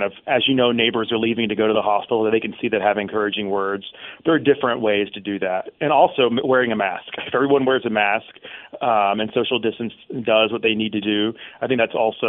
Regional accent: Mississippi, United States; I'm from Mississippi

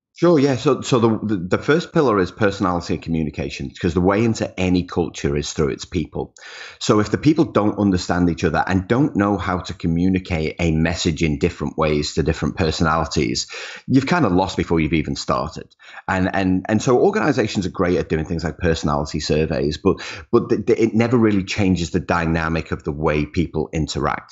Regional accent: Liverpool, North West England, United Kingdom; Grew up in Liverpool. Liverpool was home.

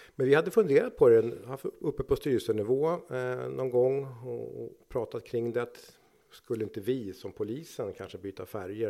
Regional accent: Nacka, Stockholm County, Sweden; jag är uppvuxen i Nacka

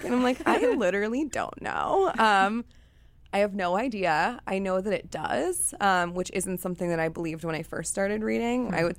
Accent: Chicago, Illinois, United States; So for me, I grew up in Chicago with a mother who was an addict and also really depressed

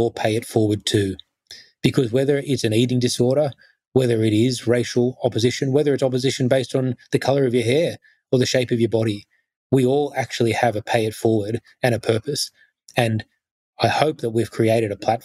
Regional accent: Sydney, New South Wales, Australia; I then grew up, I guess, in the Sutherland Shire, the probably the whitest part of Australia you could ever grow up in the 80s

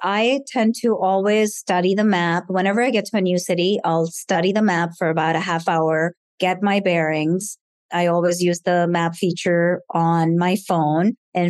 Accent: India; because I am from India. And in India, it's frowned upon to show your body in a way that's somewhat risque

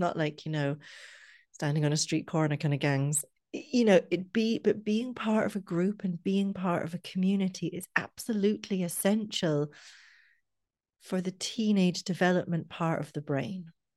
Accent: Scotland, United Kingdom; now in Ireland; I'm from Scotland, and in Scotland we start secondary school either one or two years younger

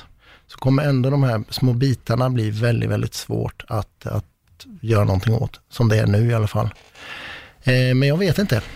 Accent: west coast of Sweden, Sweden; västkusten, ja. där jag kommer ifrån

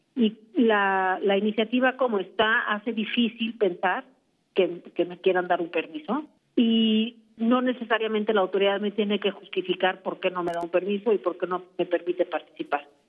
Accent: Mexico; como mexicanos

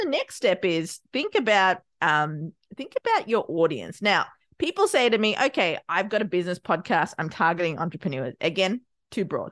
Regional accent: Australia; also born or lived in Sri Lanka; I was born in Sri Lanka, raised in Australia

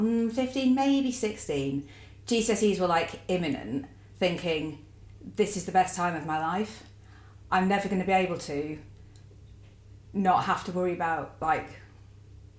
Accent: Warrington, North West England, United Kingdom; also born or lived in Preston / Macclesfield; I'm from Warrington

